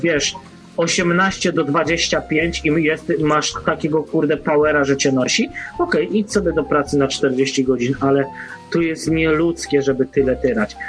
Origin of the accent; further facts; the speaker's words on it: Poland; moved away as an adult; now in Ireland; ja nie po to wyjechałem z Polski